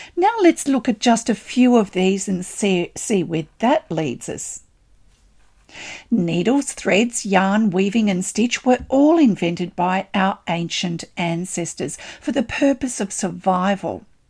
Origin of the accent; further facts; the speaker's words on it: Australia; I'm an Australian textile artist